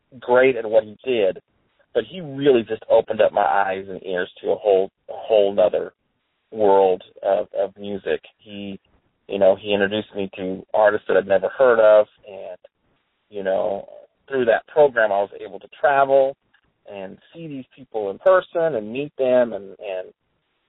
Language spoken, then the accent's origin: English; Garden City, Kansas, United States; I was born in Garden City, Kansas, which is way west. Western Kansas is where I'm